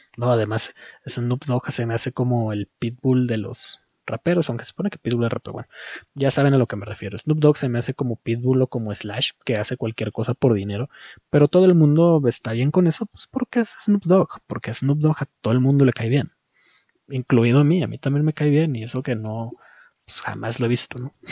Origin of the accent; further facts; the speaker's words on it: Mexico; como mexicano